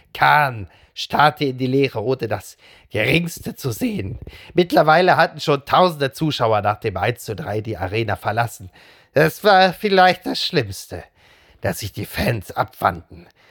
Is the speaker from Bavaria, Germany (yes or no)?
no; Castrop-Rauxel, North Rhine-Westphalia, Germany; Also ich komme aus dem Ruhrgebiet, ich komme aus Kassel-Brauxel.